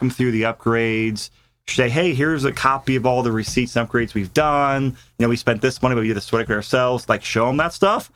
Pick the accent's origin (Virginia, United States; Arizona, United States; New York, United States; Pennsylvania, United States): Virginia, United States; Mid-Atlantic; now in Colorado, United States; I grew up in the Mid-Atlantic on Virginia